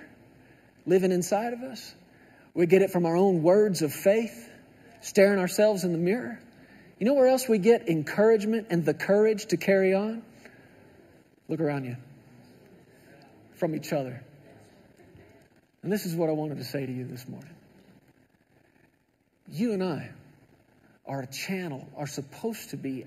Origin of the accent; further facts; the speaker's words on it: Texas, United States; I grew up in Texas